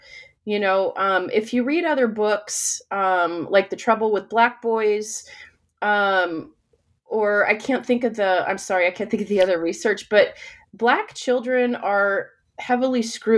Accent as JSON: {"language": "English", "country": "United States", "said": "my own experience as a Filipina American who has had, you know, like who has felt othered at times"}